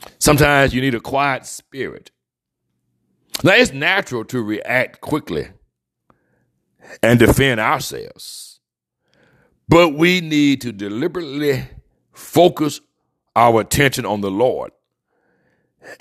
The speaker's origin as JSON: {"language": "English", "town": "Mobile", "region": "Alabama", "country": "United States", "tie": "born or raised there", "said": "growing up in the deep south where I was raised in Mobile, Alabama"}